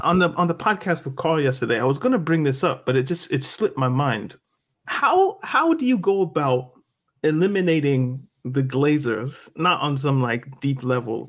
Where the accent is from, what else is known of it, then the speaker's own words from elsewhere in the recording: Halifax, Nova Scotia, Canada; now in Greensboro, United States; I was born in Halifax, Nova Scotia